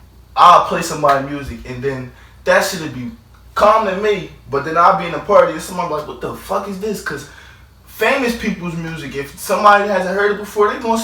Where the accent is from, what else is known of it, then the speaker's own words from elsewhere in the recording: Philadelphia, Pennsylvania, United States; Yeah, oh, okay, I'm from Philly.